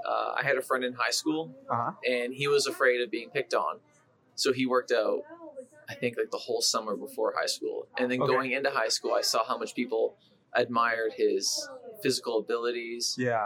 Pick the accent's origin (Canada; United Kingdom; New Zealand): Canada; Well, I love the winter, but now I can't.